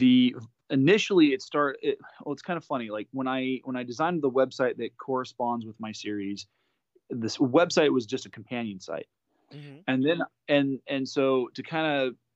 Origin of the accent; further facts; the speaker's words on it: California, United States; also born or lived in Japan; growing up in California, going through the California State